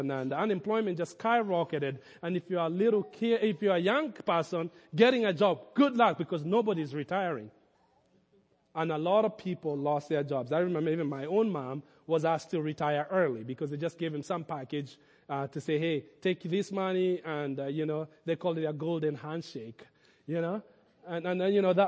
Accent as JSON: {"language": "English", "country": "Kenya", "tie": "born or raised there", "moved": "as an adult", "lives_now": "United States", "said": "my growing up in Kenya"}